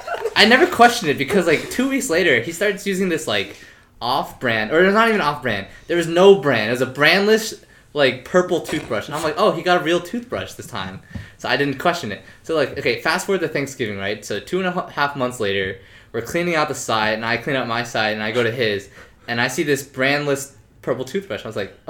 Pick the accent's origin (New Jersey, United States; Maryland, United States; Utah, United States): New Jersey, United States; Princeton; my hometown, Princeton, New Jersey